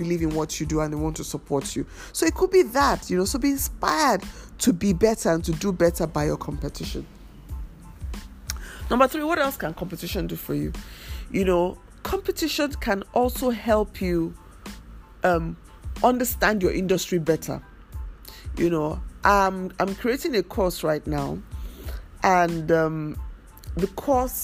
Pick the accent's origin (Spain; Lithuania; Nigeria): Nigeria; as a Nigerian designer